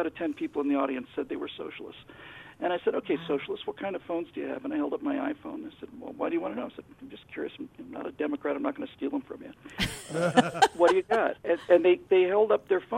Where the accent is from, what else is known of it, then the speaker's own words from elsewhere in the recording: Miami, Florida, United States; I grew up in Miami